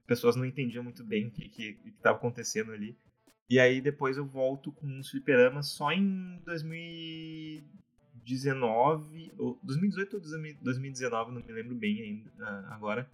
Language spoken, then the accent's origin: Portuguese; Porto Alegre, Rio Grande do Sul, Brazil; sou de Porto Alegre, né? Nasci aqui, sempre vivi aqui